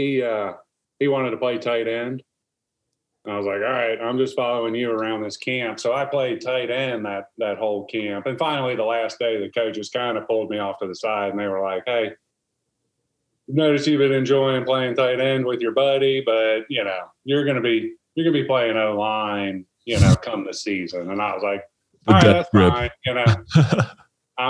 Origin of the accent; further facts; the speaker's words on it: New Jersey, United States; moved away; also born or lived in South Carolina / Seattle; I grew up in New Jersey.